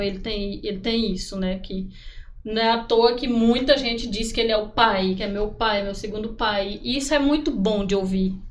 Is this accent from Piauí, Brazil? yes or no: yes; Picos, Piauí, Brazil; now in Parnaíba, Brazil; sou natural de Picos